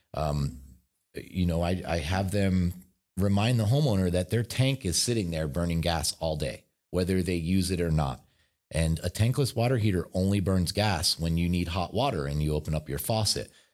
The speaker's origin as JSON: {"language": "English", "town": "Philadelphia", "region": "Pennsylvania", "country": "United States", "moved": "yes", "lives_now": "Southern California, United States", "said": "I'm from Philadelphia"}